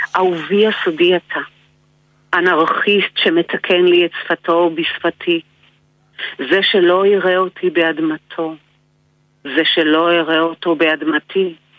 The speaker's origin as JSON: {"language": "Hebrew", "country": "Israel", "said": "אני ישראלית"}